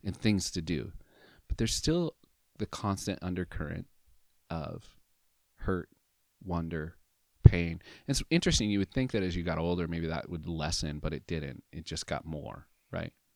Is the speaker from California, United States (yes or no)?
no; Southern Oregon, United States; in Southern Oregon, for my whole life